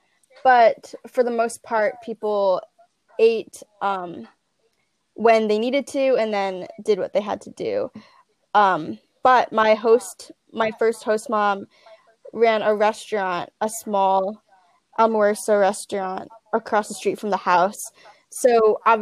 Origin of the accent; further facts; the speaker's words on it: Northwest New Jersey, United States; also born or lived in Santa Ana, Ecuador; I'm from Northwest New Jersey